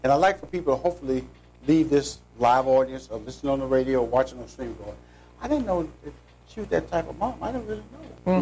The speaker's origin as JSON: {"language": "English", "town": "Houston", "region": "Texas", "country": "United States", "tie": "born or raised there", "said": "I'm from Forest Brook High School"}